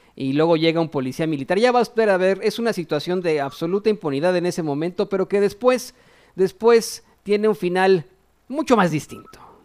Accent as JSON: {"language": "Spanish", "country": "Mexico", "said": "nosotros como mexicanos"}